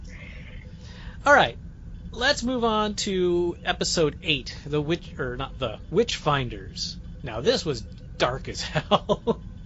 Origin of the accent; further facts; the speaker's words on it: United States; as an American